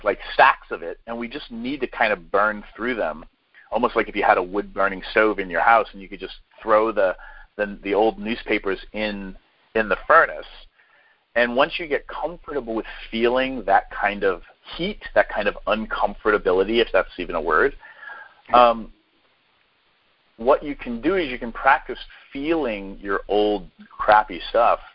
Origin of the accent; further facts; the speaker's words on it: New Hampshire, United States; I grew up in New Hampshire, so, you know, that was part of my growing up